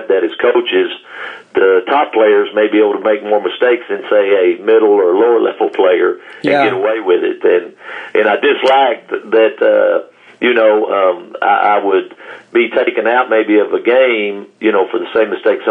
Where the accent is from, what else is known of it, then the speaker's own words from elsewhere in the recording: Burkburnett, Texas, United States; also born or lived in Wichita Falls; I'm from Burke Burnett, and it's the only place I've ever coached.